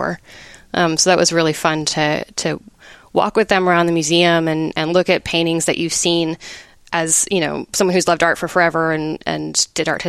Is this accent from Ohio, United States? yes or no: no; Dripping Springs, Texas, United States; I grew up in Dripping Springs